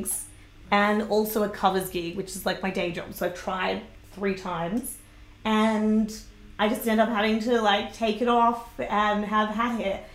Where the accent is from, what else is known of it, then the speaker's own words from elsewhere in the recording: Sydney, New South Wales, Australia; moved away as an adult; now in Brisbane, Australia; I'm from Greater Sydney